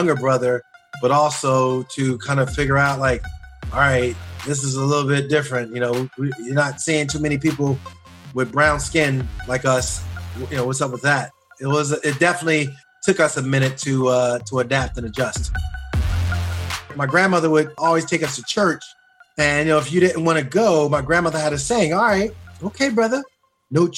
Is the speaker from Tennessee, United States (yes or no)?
no; Newark, New Jersey, United States; also born or lived in East Orange, New Jersey; I was born in the Weekway section of Newark. I was born at home.